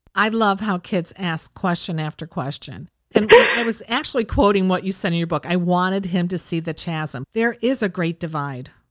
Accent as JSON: {"language": "English", "region": "Ohio", "country": "United States", "tie": "born or raised there", "said": "growing up in Ohio, I had the seasons"}